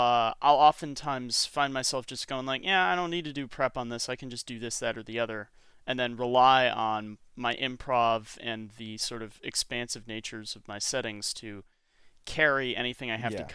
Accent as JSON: {"language": "English", "region": "Michigan", "country": "United States", "said": "You realize I'm from Michigan, right?"}